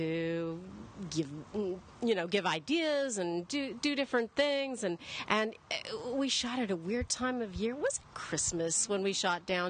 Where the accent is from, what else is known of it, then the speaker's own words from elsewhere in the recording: Edmonton, Alberta, Canada; moved away as an adult; also born or lived in London; I grew up in Edmonton. I left when I was 18